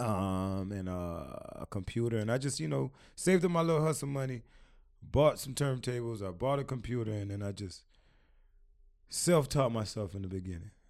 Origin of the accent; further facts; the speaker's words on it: Miami, Florida, United States; also born or lived in Queens, New York / Washington, D.C.; I moved to Miami, uh, when I was, uh, five years old.